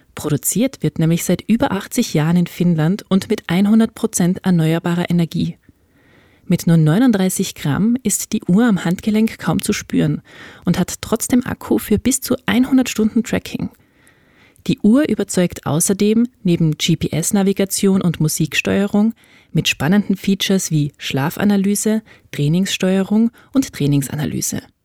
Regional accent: Tyrol, Austria; wir haben beide unsere Jugend und natürlich auch vorher die Kindheit in den Bergen verbracht. Ich in Tirol

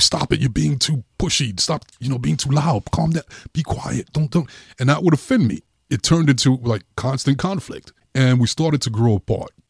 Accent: New York City, New York, United States; I grew up in Brooklyn.

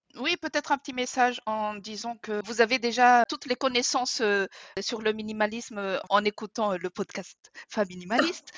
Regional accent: Madagascar; moved away; j'ai grandi à Madagascar

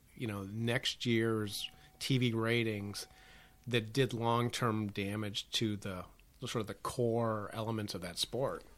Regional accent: Chicago, Illinois, United States; growing up in Chicago

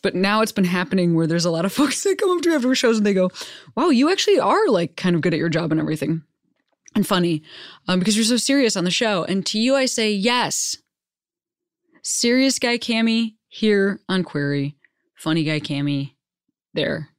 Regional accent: Western Springs, Illinois, United States; moved away; I am from Western Springs

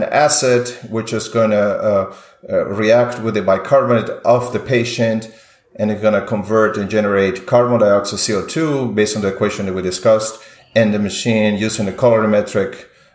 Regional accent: Peru; moved away as an adult; now in United States; I'm an immigrant from Peru

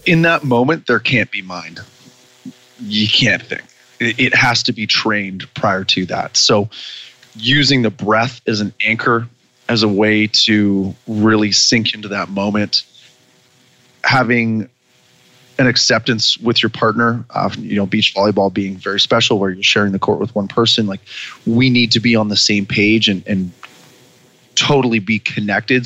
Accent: Vancouver Island, British Columbia, Canada; my hometown on Vancouver Island

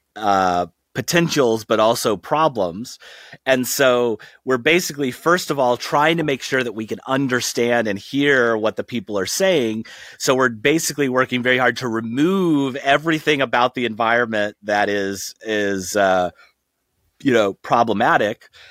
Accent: outside of Saint Louis, Missouri, United States; I grew up outside of Saint Louis

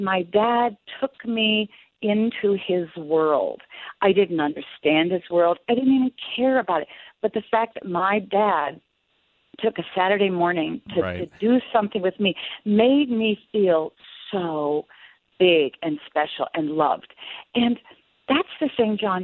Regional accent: outside of Boston, Massachusetts, United States; I grew up outside of Boston

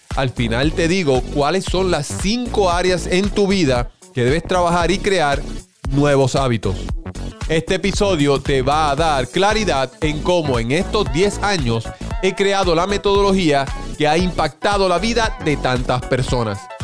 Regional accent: Puerto Rico; en mi país, Puerto Rico

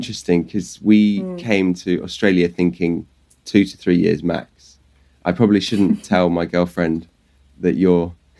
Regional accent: United Kingdom; You're in my home country, but I'm far away from you right now.

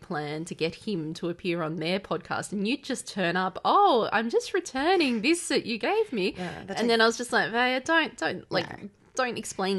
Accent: Australia; as an Aussie

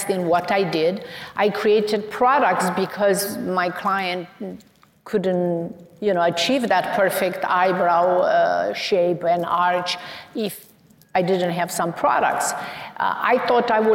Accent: Romania; now in United States; So I emigrated from Romania

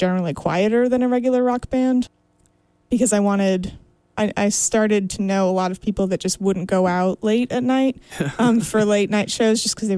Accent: Canada; I'm Canadian

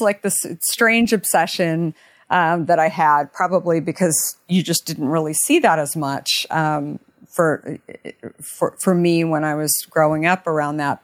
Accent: Arizona, United States; moved away as an adult; also born or lived in New York / San Francisco; now in Marin County, United States; I grew up in Arizona

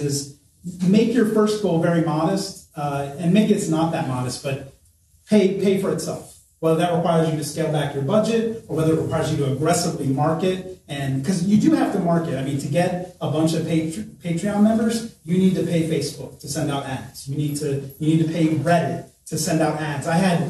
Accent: Scotland, United Kingdom; accent: Scottish; I mean, maybe you heard my Scottish accent too.

